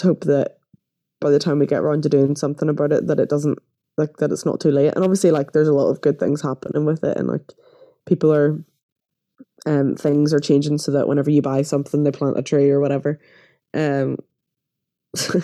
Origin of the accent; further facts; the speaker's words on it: Northern Ireland, United Kingdom; growing up in Northern Ireland gay is not fun